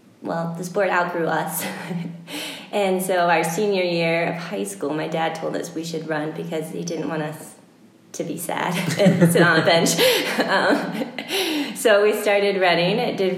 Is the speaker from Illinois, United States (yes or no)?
no; St. Louis, Missouri, United States; moved away as an adult; also born or lived in Boulder / California; now in Durango, United States; I'm married to … here in Durango. We're both from St. Louis. Then we moved to Boulder, to California, to Durango, back to California, back to Durango because it's the best place on earth. I'm a twin.